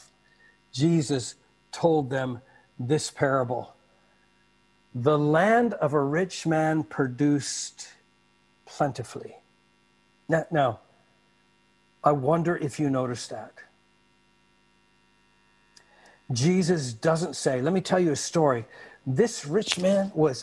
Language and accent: English; Canada; moved away; also born or lived in Malacca; Growing up in Canada, I saw bumper stickers often with this on.